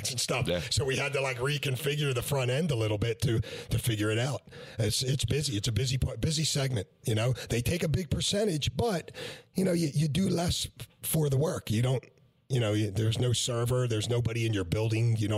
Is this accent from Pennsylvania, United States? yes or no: yes; Philadelphia, Pennsylvania, United States; I'm from Philly